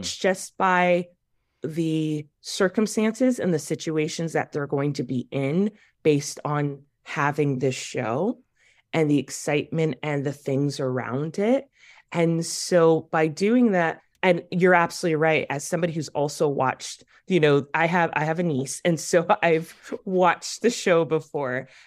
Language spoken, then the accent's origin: English; Waukegan, Illinois, United States; I'm from Waukegan